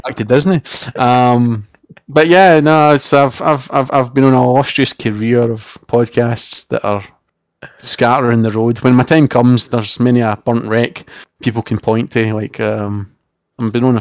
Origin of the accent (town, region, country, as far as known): Scotland, United Kingdom